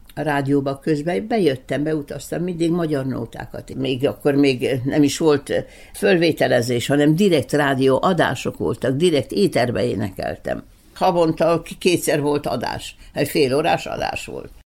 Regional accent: Belgrade, Serbia; moved away; also born or lived in Bečej / Novi Sad; Belgában születtem

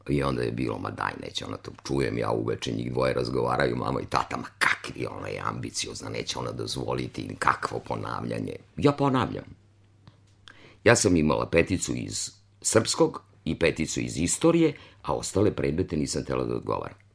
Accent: Kruševac, Rasina District, Serbia; moved away; also born or lived in Novi Sad; ja sam rođena u Čitluku, u jednom selu kod Kruševca, nedaleko, nekih 5-6 kilometara.

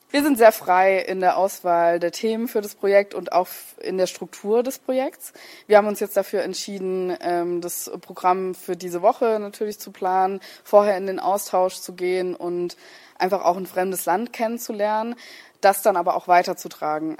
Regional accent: Germany; bei uns in Deutschland

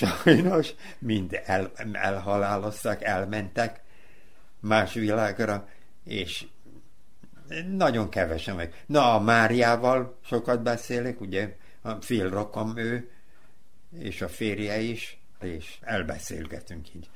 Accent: Novi Sad, Vojvodina, Serbia; ott voltam a, a kórházal szemben, Futaki utcán, ott, ott is születtem.

